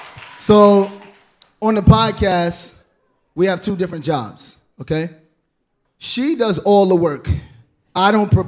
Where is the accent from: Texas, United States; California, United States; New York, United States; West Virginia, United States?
New York, United States; New York City; moved away as an adult; also born or lived in Detroit; now in Atlanta, United States; I love being from Brooklyn. Being from Brooklyn